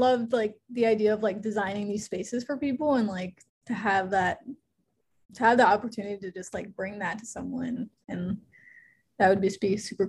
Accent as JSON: {"language": "English", "town": "West Palm Beach", "region": "Florida", "country": "United States", "tie": "born or raised there", "said": "I grew up in West Palm. My parents are from Columbia"}